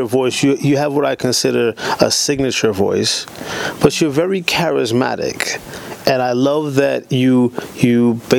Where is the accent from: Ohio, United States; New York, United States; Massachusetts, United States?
Massachusetts, United States; Boston; we're both from Boston.